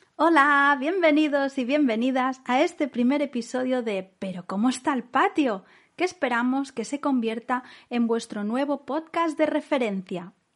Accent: Catalonia, Spain; yo he vivido siempre en Cataluña.

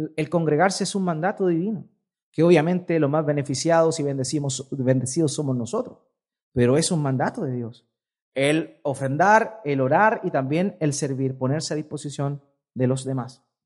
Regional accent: Chile; Yo soy chileno, por naturaleza, nací chileno.

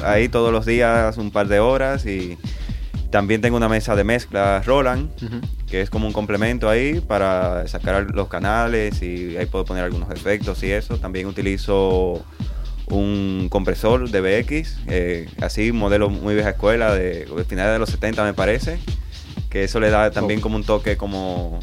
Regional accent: Santo Domingo, Distrito Nacional, Dominican Republic; moved away as an adult; now in Barcelona, Spain; yo vengo de República Dominicana, de la ciudad de Santo Domingo, y ahí me inicié como DJ, como productor durante muchísimos años. Apenas tengo un mes acá en Barcelona

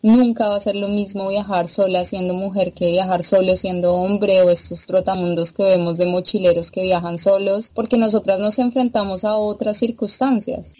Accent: Colombia; moved away as an adult; also born or lived in Brazil; now in Brussels, Belgium; vengo de Colombia

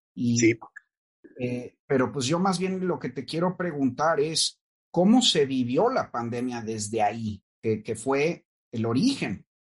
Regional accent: Mexico; Yo te lo digo como mexicano

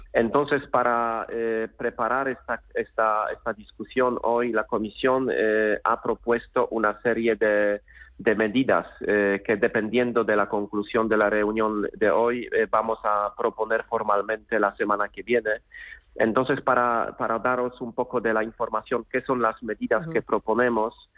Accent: Poland; now in Madrid, Spain; Soy polaco

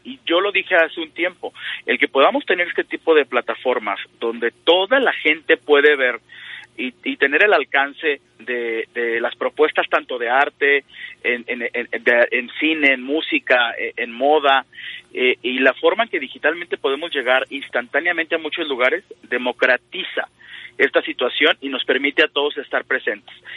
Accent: Guadalajara, Jalisco, Mexico; mi tierra, a Guadalajara, a Jalisco

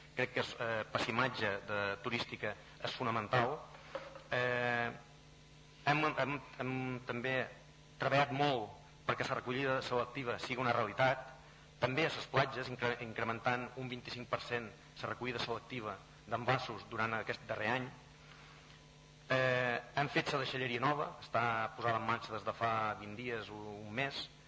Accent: Formentera, Balearic Islands, Spain

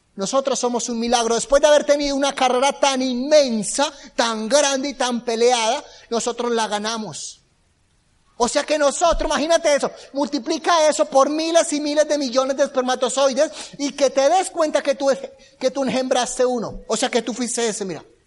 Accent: Bucaramanga, Santander, Colombia; Yo vengo de una ciudad que se llama Bucaramanga. Es la cuarta, quinta ciudad más grande de Colombia.

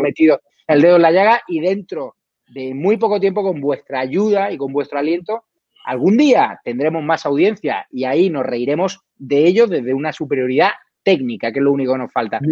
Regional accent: Spain; Nosotros tenemos el derecho como españoles

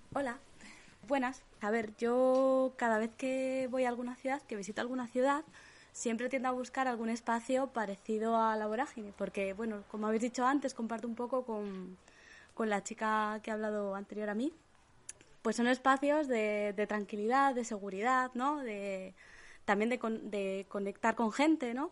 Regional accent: Santander, Cantabria, Spain; de Santander

